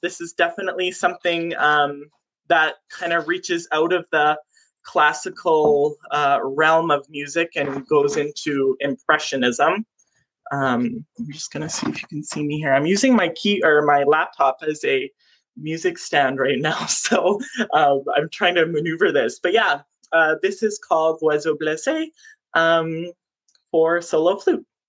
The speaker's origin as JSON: {"language": "English", "area": "Moose Lake", "region": "Manitoba", "country": "Canada", "tie": "born or raised there", "said": "I grew up on Moose Lake."}